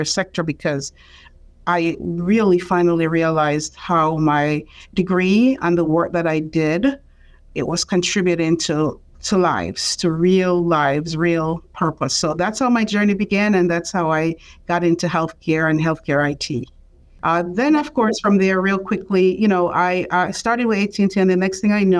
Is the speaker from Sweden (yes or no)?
no; Jamaica; moved away as an adult; now in United States; I am from Jamaica